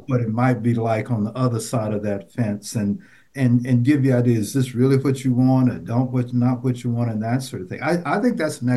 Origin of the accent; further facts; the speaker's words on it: Nashville, Tennessee, United States; when I was growing up, I grew up in Nashville, Tennessee